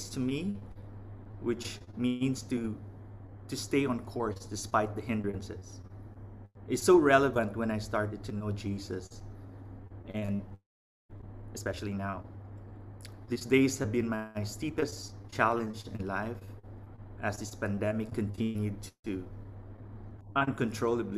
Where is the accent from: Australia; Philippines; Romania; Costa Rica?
Philippines; now in Vietnam; from the Philippines